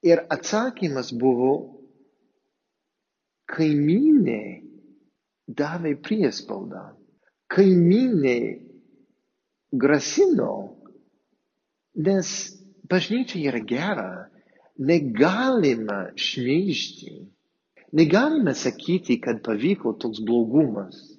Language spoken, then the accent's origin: Lithuanian; near Boston, Massachusetts, United States; Lithuanian is a second language; moved away as an adult; also born or lived in Palendriai, Lithuania; now in Lithuania; esu amerikietis ir aš išaugau netoli nuo Bostono